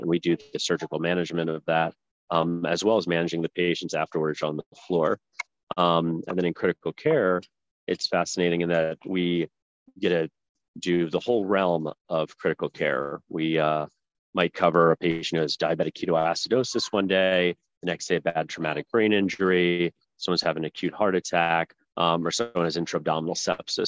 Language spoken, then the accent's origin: English; New Jersey, United States; moved away as an adult; also born or lived in Virginia; I grew up in uh, New Jersey